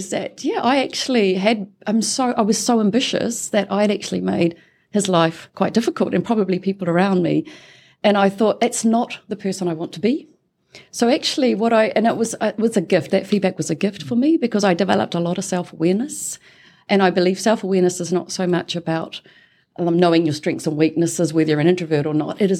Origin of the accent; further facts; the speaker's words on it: Tikawiri, Waikato, New Zealand; I am a New Zealander. I was a born and bred in Tikawiri, which is a very small town in the King Country.